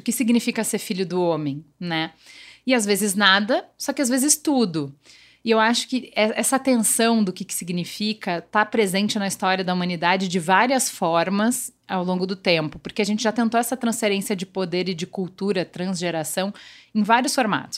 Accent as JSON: {"language": "Portuguese", "region": "Rio Grande do Sul", "country": "Brazil", "accent": "gaúcho", "moved": "yes", "lives_now": "São Paulo, Brazil", "said": "eu cheguei em São Paulo, porque evidentemente o jeito gaúcho de falar não é que só tem um sotaque diferente"}